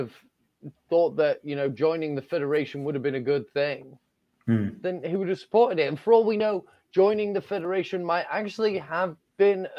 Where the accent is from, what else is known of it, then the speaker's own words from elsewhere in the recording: Yorkshire and the Humber, United Kingdom; I'm from Yorkshire